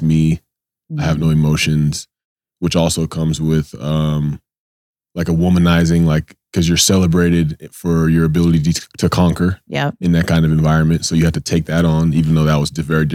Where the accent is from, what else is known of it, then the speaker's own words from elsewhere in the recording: Georgia, United States; growing up in Georgia and being in the South